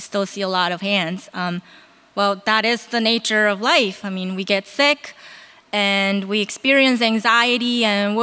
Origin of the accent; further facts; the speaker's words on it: South Korea; moved away; I'm from Korea